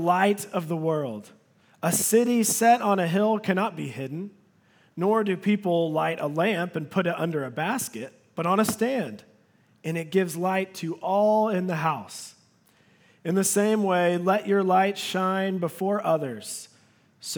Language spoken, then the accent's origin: English; Dallas area, Texas, United States; also born or lived in Arlington, Texas / Grand Prairie, Texas; it is true that I was born in Arlington. My family was living in Grand Prairie at the time. And but we've been in the Dallas area for most of my life